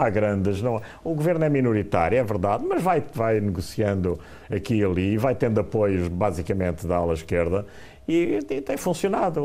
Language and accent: Portuguese; Angola; now in Portugal; eu nasci em Angola e, portanto, ainda por cima conheço muito bem eh, Angola